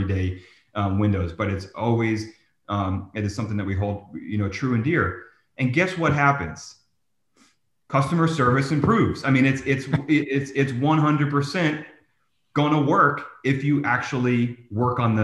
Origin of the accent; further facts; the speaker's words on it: New Jersey, United States; I'm from New Jersey